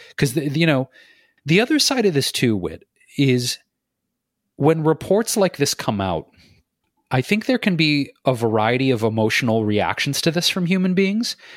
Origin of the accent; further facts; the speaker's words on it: Detroit, Michigan, United States; In my hometown of Detroit